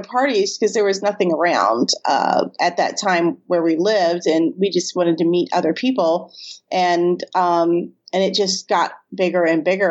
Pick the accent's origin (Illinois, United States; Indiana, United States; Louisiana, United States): Louisiana, United States; New Orleans; we're from New Orleans